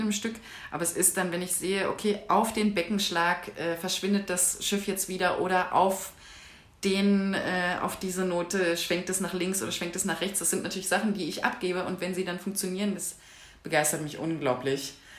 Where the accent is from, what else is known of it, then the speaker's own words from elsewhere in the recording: southern Brandenburg, Germany; moved away as an adult; also born or lived in Freiberg; now in Leipzig, Germany; Ich komme eigentlich urspr ursprünglich aus Südbrandenburg, so aus einem kleinen Nest.